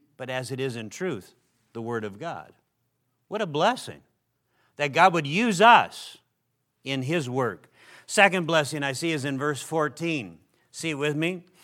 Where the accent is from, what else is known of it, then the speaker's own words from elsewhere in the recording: Minnesota, United States; where I grew up in Minnesota